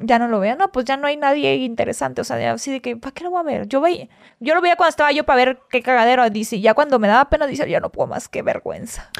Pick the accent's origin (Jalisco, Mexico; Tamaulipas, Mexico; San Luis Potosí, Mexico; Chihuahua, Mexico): Tamaulipas, Mexico; Hidalgo; moved away as an adult; also born or lived in Ciudad Victoria, Tamaulipas / Xalapa, Veracruz; now in Mexico City, Mexico; Ahí crecí, ahí nací. Nací en Ciudad Victoria, en la capital, pero crecí en Hidalgo, Tamaulipas. Me crié en un ranchito.